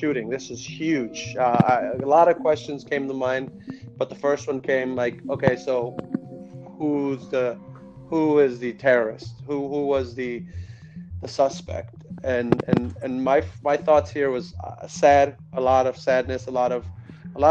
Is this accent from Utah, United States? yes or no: no; Chicago, Illinois, United States; Born and raised in Chicago, moved to the South Side